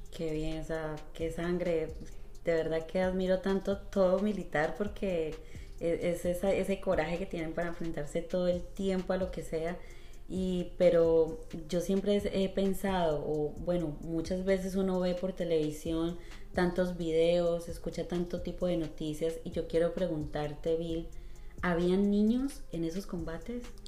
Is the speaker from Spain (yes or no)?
no; Colombia; now in United States; en Colombia nosotros como colombianos